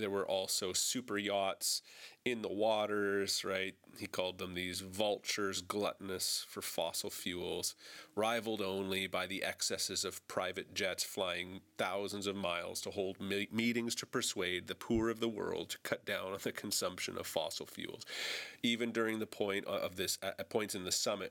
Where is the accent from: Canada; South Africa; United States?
Canada; I'm a Canadian, this is a Canadian podcast